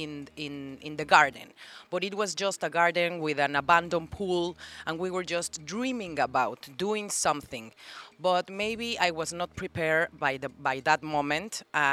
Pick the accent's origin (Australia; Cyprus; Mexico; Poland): Mexico; Mexico City; now in Playa del Carmen, Mexico; I'm from Mexico City